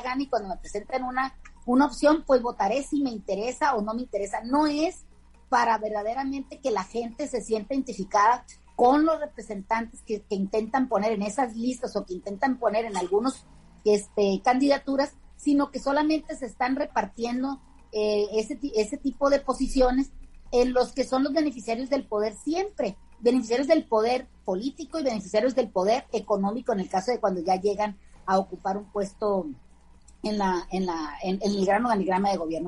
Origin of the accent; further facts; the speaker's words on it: Caimanero, Sinaloa, Mexico; mi pueblo, para Caimanero, que hoy se festeja el Día de la Santa Cruz y es el santo patrono de esa pequeña comunidad. de Sinaloa